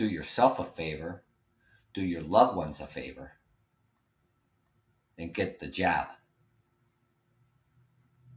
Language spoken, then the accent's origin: English; Ontario, Canada; I'm Canadian. And we live next door to you.